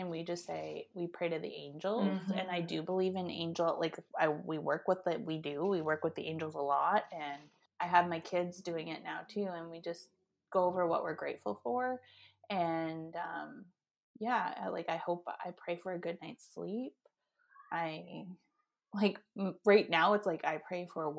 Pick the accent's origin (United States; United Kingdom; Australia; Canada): Canada; St. Catharines, Ontario; moved away; also born or lived in British Columbia; I grew up in Ontario in St. Catharines